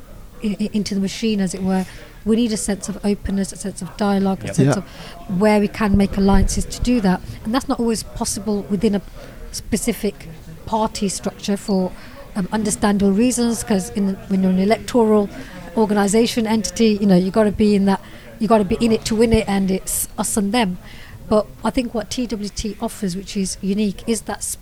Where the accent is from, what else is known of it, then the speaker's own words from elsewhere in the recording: Birmingham, West Midlands, United Kingdom; I'm a Brummie myself